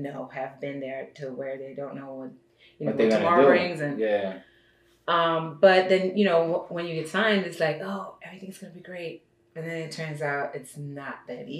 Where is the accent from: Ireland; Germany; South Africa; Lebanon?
Germany; also born or lived in Brooklyn, New York, United States; now in Los Angeles, United States; I was born and raised in Germany.